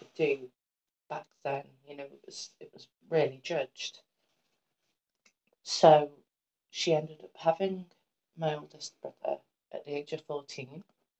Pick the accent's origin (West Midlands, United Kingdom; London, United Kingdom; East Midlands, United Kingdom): West Midlands, United Kingdom; Shrewsbury; born there; So, I was born in Shrewsbury around mid-December 1995.